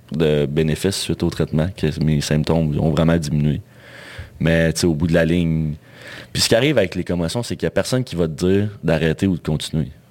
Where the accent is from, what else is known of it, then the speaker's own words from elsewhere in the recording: Val-d'Or, Quebec, Canada; je venais val d'Or